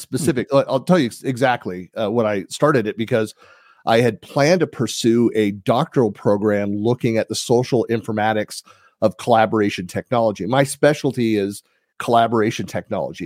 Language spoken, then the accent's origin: English; Danville, California, United States; I'm born and raised in the San Francisco Bay Area